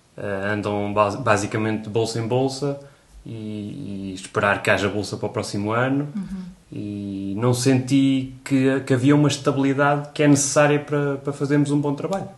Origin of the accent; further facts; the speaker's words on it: Coimbra, Centro, Portugal; also born or lived in Porto; eu sou de Coimbra